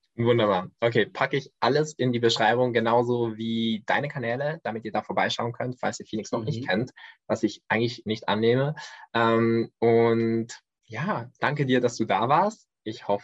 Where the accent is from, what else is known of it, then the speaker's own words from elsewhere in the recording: Switzerland; ich komme aus der Schweiz